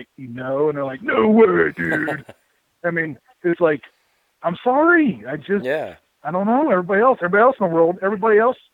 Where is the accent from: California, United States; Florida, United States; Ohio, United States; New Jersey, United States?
Ohio, United States; Mansfield; I was born and raised in the Mansfield area